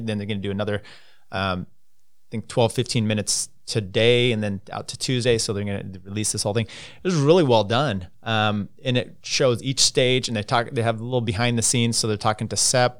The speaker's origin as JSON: {"language": "English", "country": "United States", "said": "as an American"}